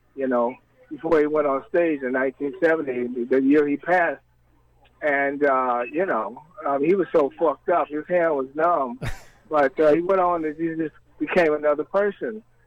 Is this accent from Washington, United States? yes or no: no; Berkeley, California, United States; moved away as an adult; also born or lived in Pomona, California / New York; I'm from Berkeley basically. I didn't I didn't leave Berkeley until 1973